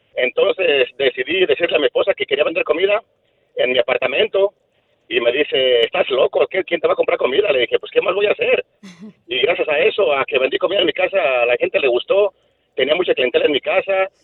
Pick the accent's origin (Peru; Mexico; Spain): Mexico; Sahuayo, Michoacán; now in Santa Ana, United States; Soy de, del Cerrito Pelón